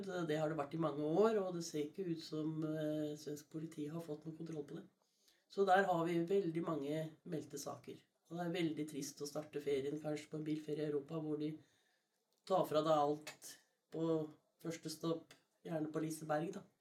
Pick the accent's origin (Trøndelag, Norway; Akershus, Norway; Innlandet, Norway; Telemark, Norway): Telemark, Norway; Skien; Jeg er fra Skien